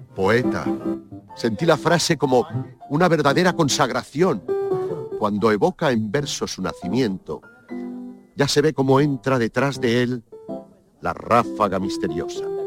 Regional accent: Casablanca, Casablanca-Settat, Morocco; moved away as an adult; also born or lived in Seville, Spain; now in Spain; Yo cuando llegué de, Marruecos, de Casablanca, a la primera ciudad que fui, fui a Sevilla a estudiar Bellas Artes

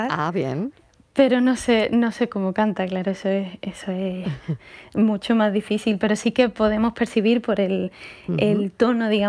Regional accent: Seville, Andalusia, Spain; soy muy de Sevilla, mi familia es muy sevillana, con todas sus consecuencias.

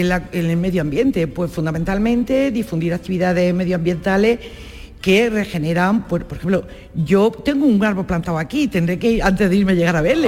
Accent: Baza, Andalusia, Spain; yo soy de Baza, soy vecina, yo soy de la provincia de Granada.

